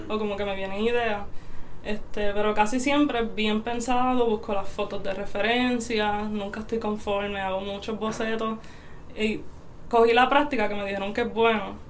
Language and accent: Spanish; Aguada, Puerto Rico; also born or lived in Mayagüez; Soy de Aguada y pues me considero de Mayagüez también.